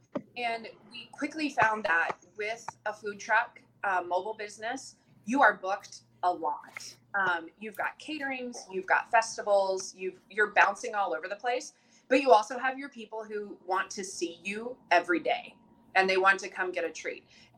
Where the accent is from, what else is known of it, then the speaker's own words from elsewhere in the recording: the South, United States; moved away as an adult; I was born in the South, and we call them snow cones there